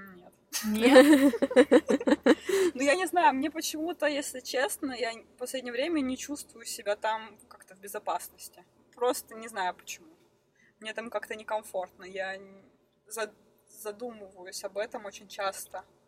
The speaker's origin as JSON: {"language": "Russian", "town": "Krasnoyarsk", "region": "Krasnoyarsk Krai", "country": "Russia", "also_born_or_lived": "Moscow / Aosta Valley, Italy", "moved": "as an adult", "lives_now": "Italy", "said": "я из Красноярска"}